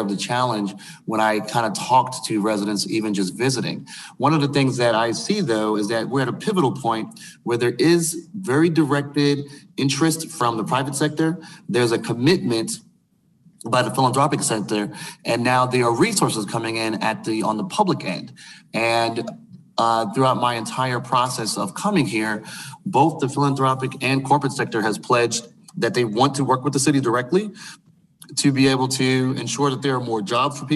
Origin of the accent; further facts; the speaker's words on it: Brooklyn, New York, United States; moved away; my hometown, for example, in Brooklyn